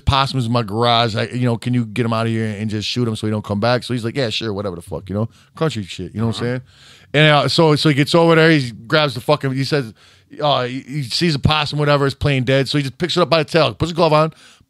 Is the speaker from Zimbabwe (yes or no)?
no; Scotland, United Kingdom; now in England, United Kingdom; I live in England, but was born and raised in Scotland.